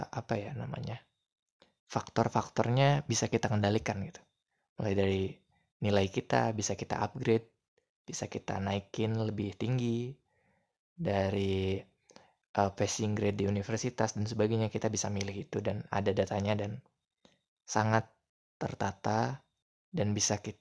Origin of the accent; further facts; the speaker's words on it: West Java, Indonesia; saya bilangnya AA karena kami orang Sunda jadi bilang